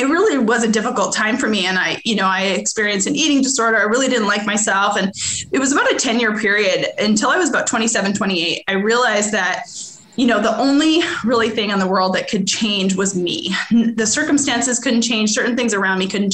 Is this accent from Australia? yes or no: no; Edmonton, Alberta, Canada; moved away as an adult; now in Arkansas, United States; I'm originally from Edmonton, Alberta, Canada. I grew up there. I lived there until I was 21.